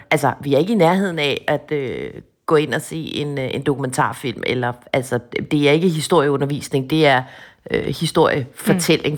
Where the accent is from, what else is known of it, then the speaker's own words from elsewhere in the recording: Hvidovre, Capital Region of Denmark, Denmark; hjemme i Hvidovre